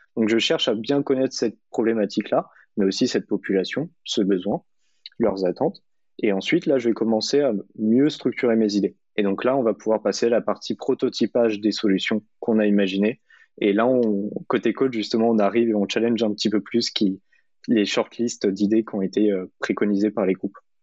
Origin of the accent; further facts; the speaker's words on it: Orléans, Centre-Val de Loire, France; now in Paris, France; Et personnellement, je suis orléanais. Historiquement, je suis né à Orléans. J'ai fait une partie de ma scolarité à Orléans, donc ça me paraissait normal de revenir à, mes racines orléanaises